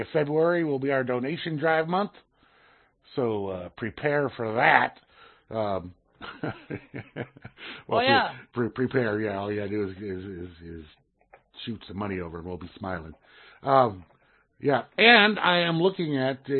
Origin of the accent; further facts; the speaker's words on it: Southern California, United States; growing up in Southern California